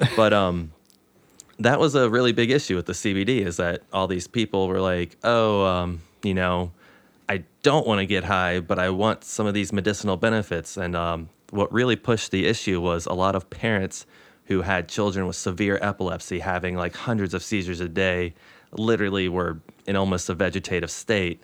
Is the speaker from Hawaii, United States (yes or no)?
no; Moorefield, West Virginia, United States; my hometown, I'm from the eastern part of the state, a place called Moorfield.